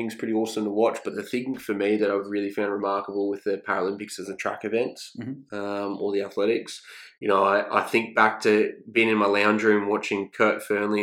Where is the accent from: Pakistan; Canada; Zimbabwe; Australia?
Australia; Redcliffe, Queensland; I grew up with him in Redcliffe